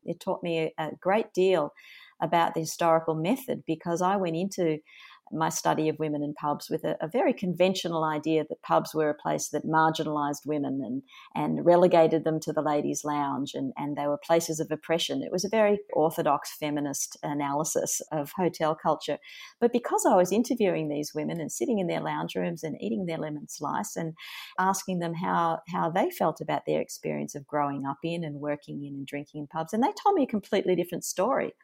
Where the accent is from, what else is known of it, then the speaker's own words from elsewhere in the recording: Melbourne, Victoria, Australia; my hometown of Melbourne